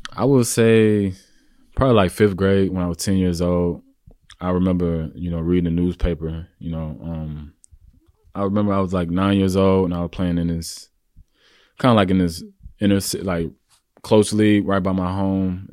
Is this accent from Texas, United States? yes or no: yes; Houston, Texas, United States; moved away as an adult; also born or lived in Kansas / New York; I'm originally from Houston, Texas, uh, born and raised